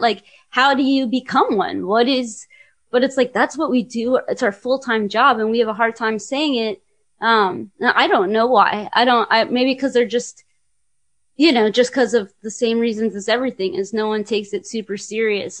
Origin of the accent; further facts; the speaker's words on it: California, United States; I'm from California